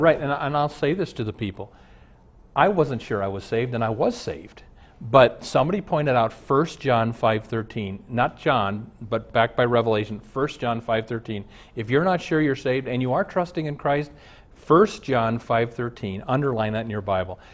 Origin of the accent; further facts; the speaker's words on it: Omaha, Nebraska, United States; now in Minneapolis, United States; I grew up in Omaha